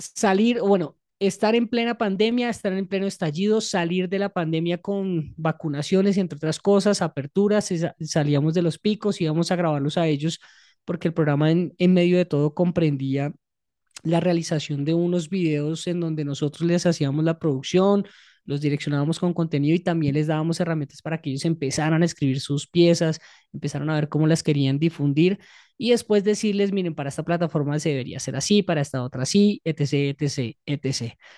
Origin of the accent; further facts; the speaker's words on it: Bogotá, Bogotá Capital District, Colombia; nosotros viviendo en Bogotá